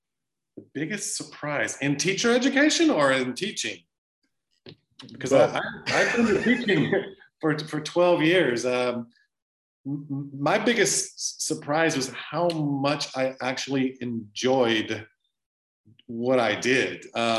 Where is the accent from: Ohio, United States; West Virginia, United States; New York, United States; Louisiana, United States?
Louisiana, United States; I'm from South Louisiana. I love cooking.